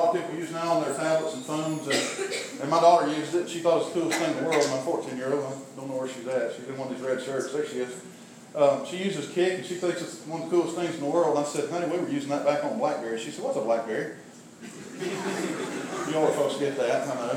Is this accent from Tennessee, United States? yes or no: yes; McMinnville, Tennessee, United States; also born or lived in Elkins; I grew up in McMinnville